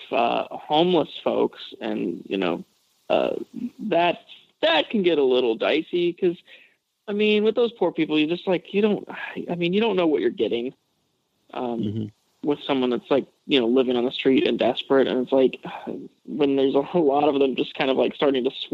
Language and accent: English; Western Colorado, United States; moved away; also born or lived in Los Angeles; I grew up in Western Colorado on a farm